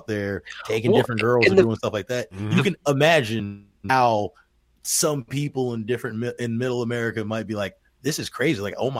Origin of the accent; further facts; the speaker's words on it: Texas, United States; I was born and raised in Texas. I love Texas.